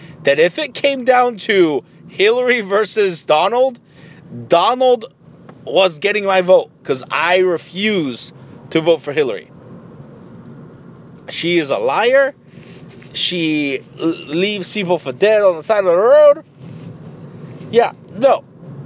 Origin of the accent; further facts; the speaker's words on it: Tijuana, Baja California, Mexico; now in United States; I'm from Tijuana